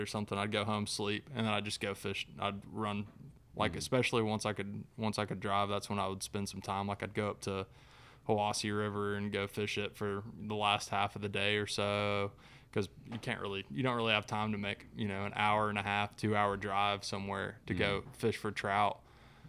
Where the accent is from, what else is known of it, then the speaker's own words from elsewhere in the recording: Chattanooga, Tennessee, United States; I grew up in Chattanooga, fishing like Lake Chickamauga over there for bass